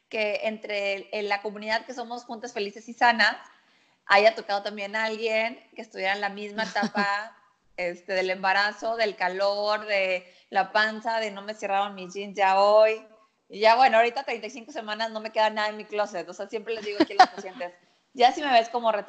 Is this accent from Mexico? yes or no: yes; Monterrey, Nuevo León, Mexico; soy de Monterrey